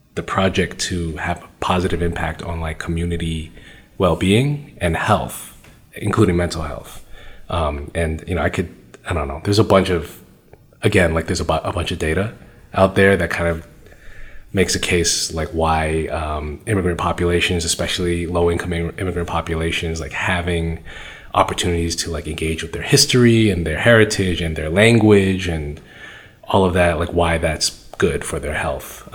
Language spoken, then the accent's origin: English; Brookline, Massachusetts, United States; I grew up in Brookline, which is a great place to grow up in a lot of ways, super safe.